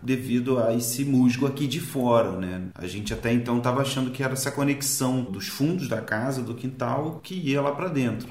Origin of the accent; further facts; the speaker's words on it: Rio de Janeiro, Brazil; Eu lembrei muito da minha infância lá em Marechal, em Beto Ribeiro